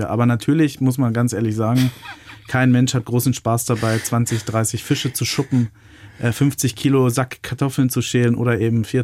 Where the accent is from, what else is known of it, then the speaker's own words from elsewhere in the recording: Lower Saxony, Germany; ich bin ja gebürtiger Niedersachse